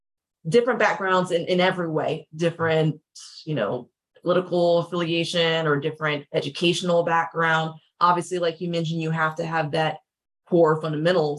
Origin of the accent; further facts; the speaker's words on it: Columbus, Ohio, United States; now in Los Angeles, United States; I'm from Ohio. You know, I'm from a Midwest state, and even thinking about moving to another Midwest state because I live in LA right now.